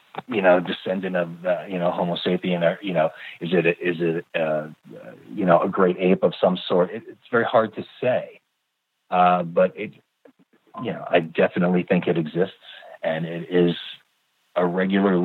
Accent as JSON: {"language": "English", "region": "the Adirondacks in New York", "country": "United States", "tie": "born or raised there", "moved": "yes", "lives_now": "California, United States", "said": "I grew up camping in the Adirondacks in New York"}